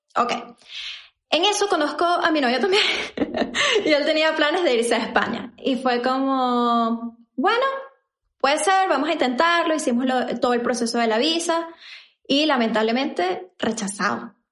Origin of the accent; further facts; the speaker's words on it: Venezuela; moved away as an adult; now in Chile; yo también soy venezolana